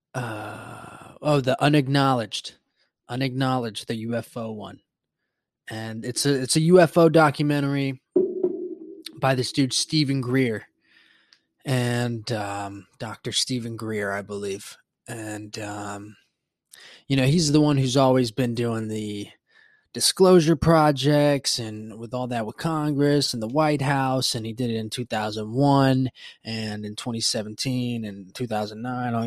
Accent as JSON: {"language": "English", "country": "Puerto Rico", "tie": "born or raised there", "said": "growing up in Puerto Rico and the Caribbean"}